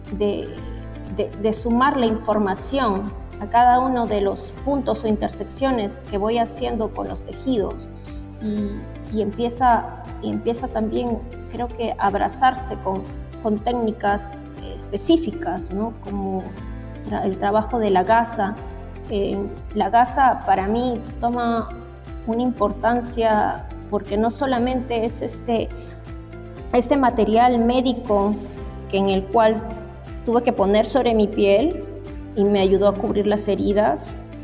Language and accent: Spanish; Lima, Peru; also born or lived in Trujillo / Piura; yo soy, yo nací en Lima, pero toda mi familia es del norte, costa norte del Perú, de Trujillo y de Piura